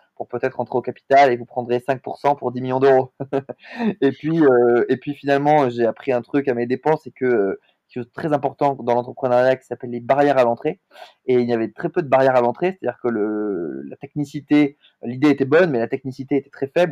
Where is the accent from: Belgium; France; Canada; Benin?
France; Montpellier, Occitania; also born or lived in Lille; now in Paris, France; je suis originaire de Montpellier, dans le sud de la France, mais je vis aujourd'hui à Paris